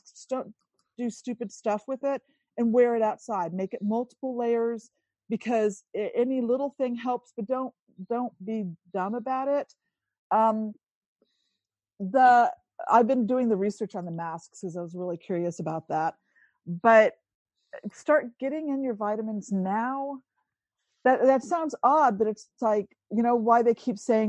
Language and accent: English; Italy; moved away; I grew up in Italy